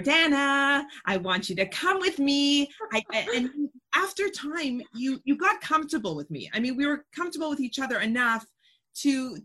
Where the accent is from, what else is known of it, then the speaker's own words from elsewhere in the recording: Canada; I'm not even American. Like I'm not even voting. Okay. I'm Canadian.